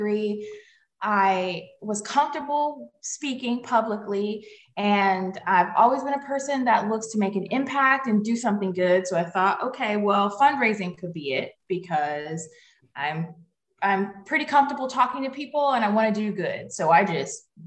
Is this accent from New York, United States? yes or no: no; Atlanta, Georgia, United States; moved away as an adult; I'm from Atlanta, Georgia, in the United States, and I grew up right in the city of Atlanta